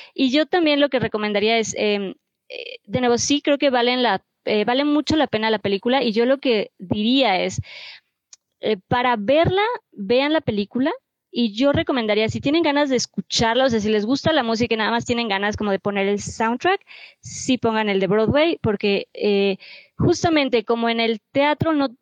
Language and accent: Spanish; Mexico; como mexicanos